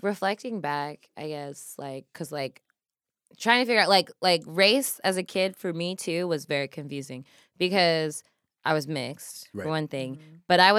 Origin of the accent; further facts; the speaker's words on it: Nigeria; I was like, but I'm still Nigerian.